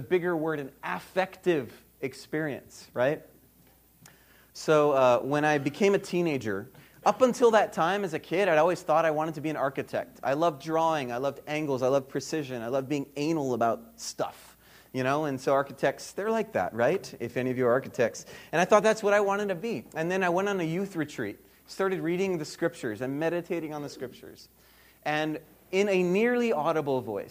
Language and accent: English; Hawaii, United States; moved away as an adult; now in Birmingham, United States; I grew up in Hawaii